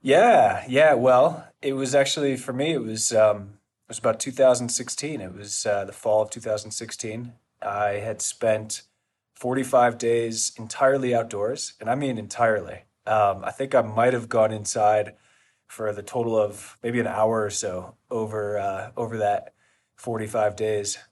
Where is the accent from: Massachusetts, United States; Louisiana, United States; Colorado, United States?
Colorado, United States; Boulder; We're actually both here in Boulder, Colorado, which is our, uh, hometown, and where Ned's located